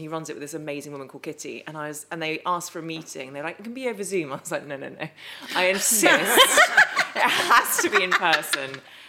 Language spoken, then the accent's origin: English; Epsom, South East England, United Kingdom; Grew up in Epsom, was born in Epsom, spent the first 4 years of my life there.